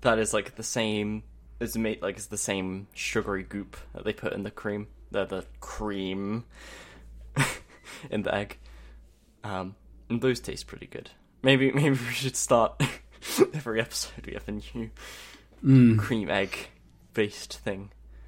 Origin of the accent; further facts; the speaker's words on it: United Kingdom; Or I'm British, so of course I make the … videos as well.